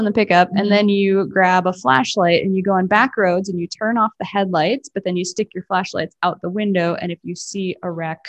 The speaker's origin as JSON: {"language": "English", "region": "South Dakota", "country": "United States", "said": "South Dakota."}